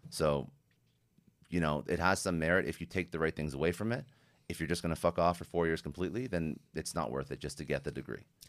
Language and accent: English; Canada; I'm Canadian